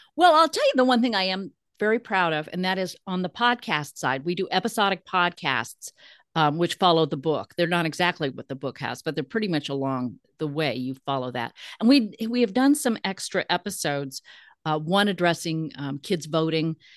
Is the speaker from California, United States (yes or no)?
yes; California, United States; as a Californian